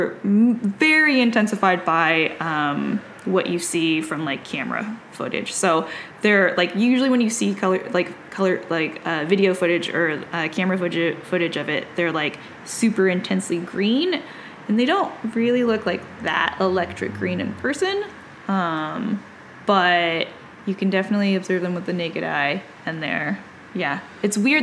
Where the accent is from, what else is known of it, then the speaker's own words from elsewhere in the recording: California, United States; going to a very cold place as a Californian